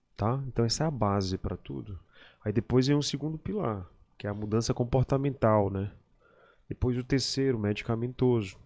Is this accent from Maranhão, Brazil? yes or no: yes; São Luís, Maranhão, Brazil; also born or lived in Belém, Pará, Brazil; eu nasci em Belém e pequeno, quando eu era bem pequeno, antes de, de, de ficar escolar, meu pai foi transferido, meu pai era técnico da Eletronorte, ele foi transferido de Belém para cá, para São Luís.